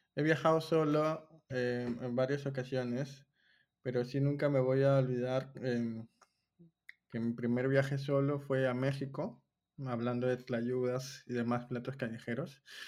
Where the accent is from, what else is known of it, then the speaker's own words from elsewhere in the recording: Peru; soy de Perú